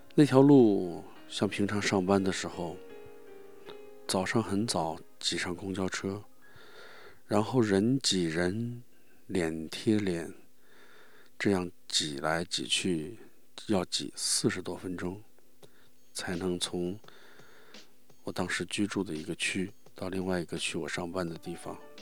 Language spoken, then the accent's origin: Chinese; China; 我们中国人